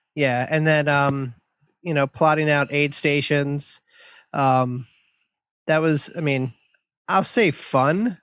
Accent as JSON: {"language": "English", "town": "Columbia", "region": "Maryland", "country": "United States", "tie": "born or raised there", "said": "here in our hometown, um, my hometown of Columbia, Maryland"}